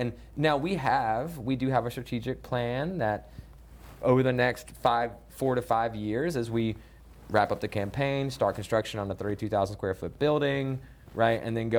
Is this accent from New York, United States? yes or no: no; Salisbury, North Carolina, United States; I grew up not in Charlotte, but outside of Charlotte in a, right. in a small town north of here, Salisbury.